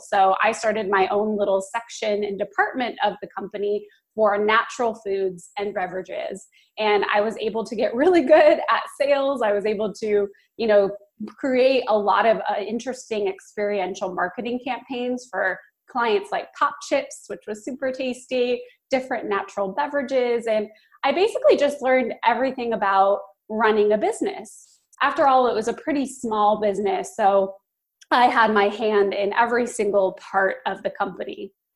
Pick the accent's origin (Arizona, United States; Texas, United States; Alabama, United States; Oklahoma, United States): Arizona, United States; Phoenix; moved away as an adult; also born or lived in Los Angeles; I am from Phoenix. That's where I'm calling from today. It's my hometown